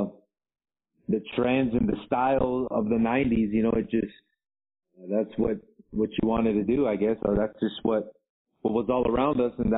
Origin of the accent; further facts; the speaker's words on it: Los Angeles, California, United States; moved away as an adult; also born or lived in Baldwin Park, California; now in Arequipa, Peru; I grew up in the Los Angeles area between back and forth between South Central LA and the San Gabriel Valley, Baldwin Park to be exact